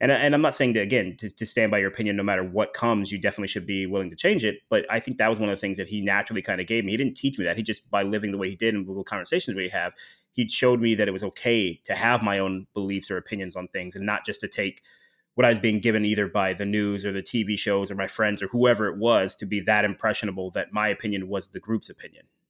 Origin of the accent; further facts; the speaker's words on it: Dayton, Ohio, United States; moved away as an adult; also born or lived in Illinois; now in Miami, United States; I grew up primarily in Dayton, Ohio